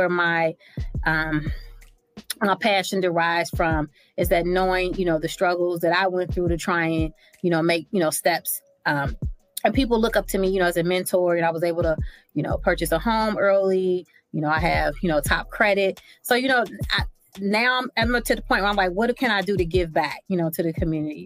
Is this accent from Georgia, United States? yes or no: no; Cincinnati, Ohio, United States; I'm from Cincinnati, Ohio, and that's where I currently reside right now.